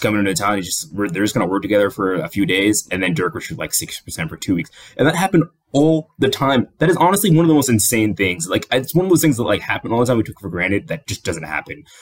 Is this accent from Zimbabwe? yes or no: no; Kenya; I'm Kenyan